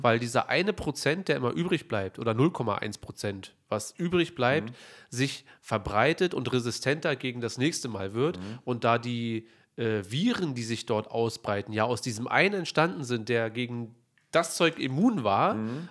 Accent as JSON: {"language": "German", "region": "Berlin", "country": "Germany", "said": "wir sind Berliner"}